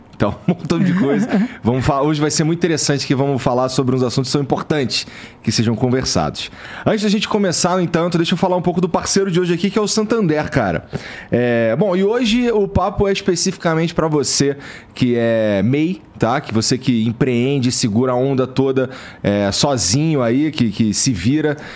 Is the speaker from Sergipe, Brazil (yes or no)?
no; Rio de Janeiro, Brazil; moved away; eu vim lá da Zona Norte do Rio de Janeiro, a região pobre e tal, é perto ali da favela da Mangueira, do Jacarezinho